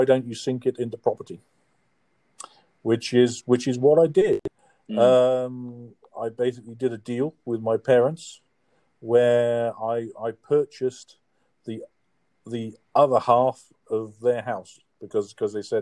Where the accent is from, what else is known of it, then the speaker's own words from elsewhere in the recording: Caldicot, Wales, United Kingdom; moved away; also born or lived in Essex / Bristol; No, I grew up in South Wales, a place called Caldicot. But unfortunately, I was born in Essex